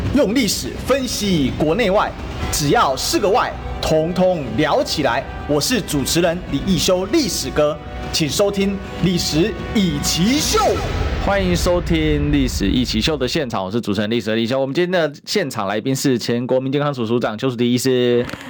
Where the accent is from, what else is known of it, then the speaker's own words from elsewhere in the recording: Taiwan; 我们台湾人